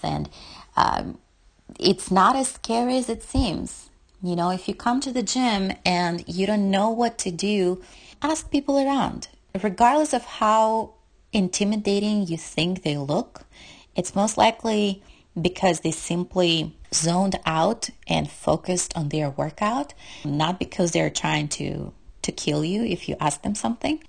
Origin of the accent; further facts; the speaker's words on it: Russia; moved away; I'm from Russia and we use kilometers instead of miles